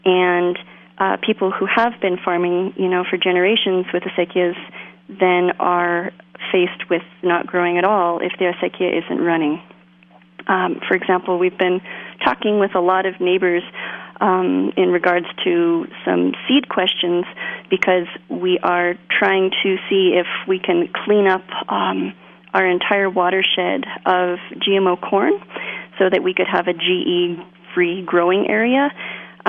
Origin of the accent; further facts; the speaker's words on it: Colorado, United States; also born or lived in California; now in New Mexico, United States; I was born in Colorado. I didn't grow up farming. I grew up in Colorado, California, and I have only been in New Mexico about 8 years now.